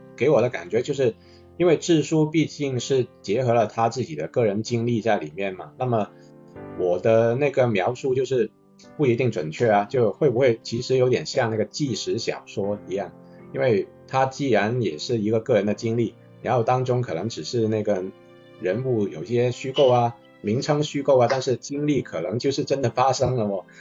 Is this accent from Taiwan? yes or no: no; Guangzhou, Guangdong, China; 也是跟我们一样土生土长的广州人